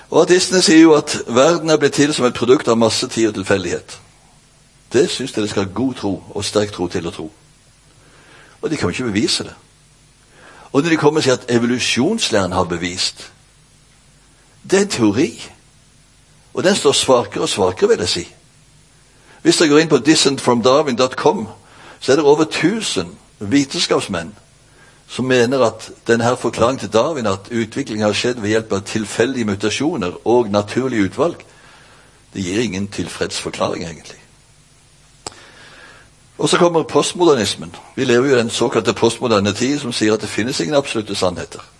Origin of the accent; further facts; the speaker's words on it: Bjerkreim, Rogaland, Norway; now in Kristiansand, Norway; Jeg er faktisk født og oppvokst i Bjerkreim. Hjemme det helt. Men så har jeg bodd i ca. 30 år i Kristiansand, så min uh, dialekt er jo helt ødelagt.